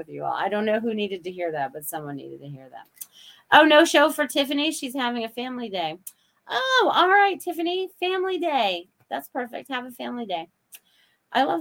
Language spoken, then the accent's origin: English; Maine, United States; my childhood when I was growing up in Maine